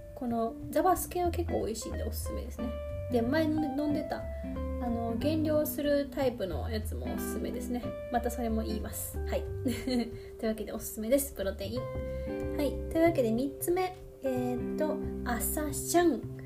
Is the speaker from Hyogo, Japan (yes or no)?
yes; Kobe, Hyogo, Japan; accent: Kansai; 関西人ですよちゃんとあの神戸兵庫県神戸市生まれなので